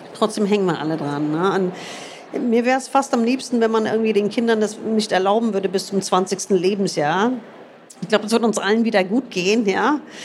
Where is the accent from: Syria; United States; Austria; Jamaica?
United States; moved away; ich bin in den USA groß geworden